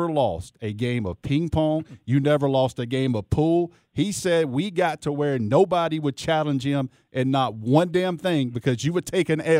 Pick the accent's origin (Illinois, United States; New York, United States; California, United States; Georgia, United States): Georgia, United States; Rome; growing up in Northwest Georgia, I grew up in Rome.